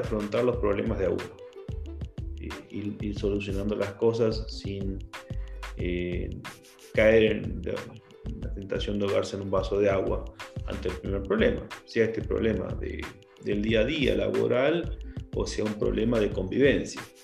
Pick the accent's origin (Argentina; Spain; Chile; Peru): Argentina; moved away as an adult; also born or lived in Colombia; now in Ecuador; salí, digamos, de Argentina a los 23 años. Viví 6 años en Colombia trabajando por una empresa constructora y después esa empresa constructora me pasó aquí a Ecuador.